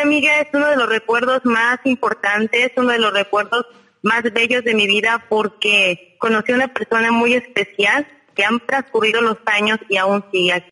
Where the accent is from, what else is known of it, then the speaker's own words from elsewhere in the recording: Hidalgo, Mexico; now in Mazatlán, Mexico; soy del estado de Hidalgo, incluso no soy de aquí de Mazatlán